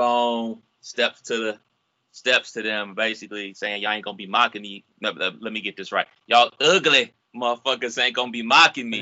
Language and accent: English; Cleveland, Ohio, United States; from my hometown of Cleveland, Ohio